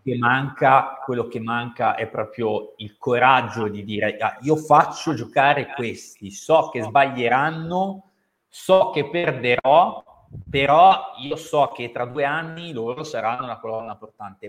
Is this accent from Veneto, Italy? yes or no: no; Cerano, Piedmont, Italy; io sono di Cerano, originario